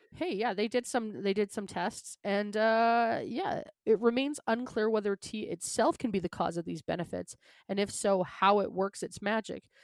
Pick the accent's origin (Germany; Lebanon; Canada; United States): Canada; accent: Canadian; I'm from Canada